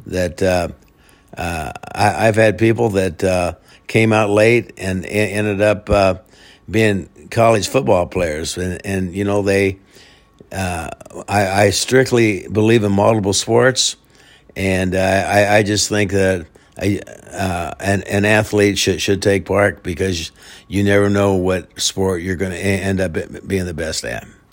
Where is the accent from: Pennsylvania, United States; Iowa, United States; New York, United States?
Iowa, United States; Melcher; originally from, uh, Melcher, Iowa. It's a, uh, small town, uh, forty miles, uh, south of Des Moines. Born and raised there